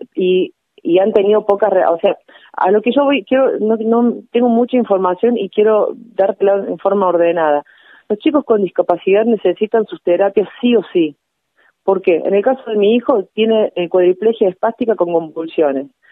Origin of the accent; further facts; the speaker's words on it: Villa María, Córdoba, Argentina; yo soy de Villa María en realidad